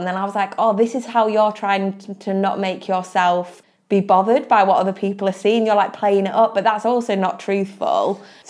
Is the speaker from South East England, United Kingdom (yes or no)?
no; Hull, Yorkshire and the Humber, United Kingdom; accent: Hull; moved away as an adult; also born or lived in Bristol; growing up in Hull I was posh